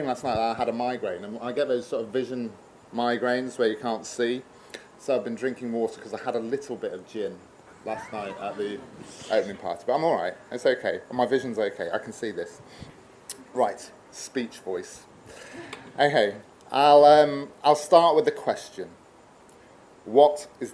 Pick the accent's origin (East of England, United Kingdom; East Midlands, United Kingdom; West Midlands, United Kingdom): East Midlands, United Kingdom; Newark-on-Trent; moved away as an adult; went to my parents' house in Newark-on-Trent to live for a while. Returning to your hometown